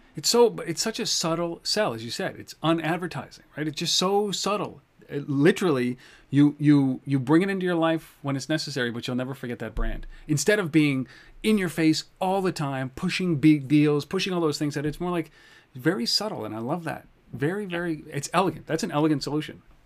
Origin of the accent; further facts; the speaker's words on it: Canada; I'm Canadian